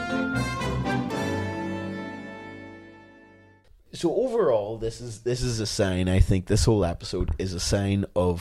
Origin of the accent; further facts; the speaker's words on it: Belfast, Northern Ireland, United Kingdom; accent: Belfast; we speak like we're from Belfast